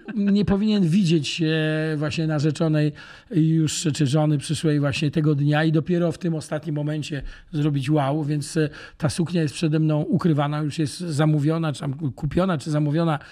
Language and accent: Polish; Gdańsk, Pomeranian Voivodeship, Poland; moved away as an adult; now in Łódź, Poland; cały czas kocham Gdańsk i Gdańsk jest e, moim matecznikiem, bo to w końcu jest moje rodzinne miasto